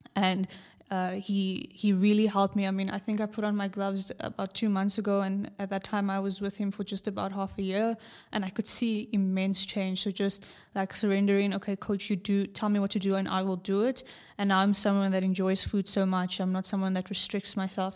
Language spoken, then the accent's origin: English; South Africa; From South Africa